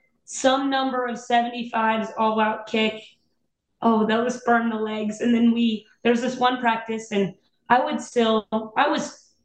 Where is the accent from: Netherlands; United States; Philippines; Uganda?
United States; Louisville, Kentucky; I'm from Louisville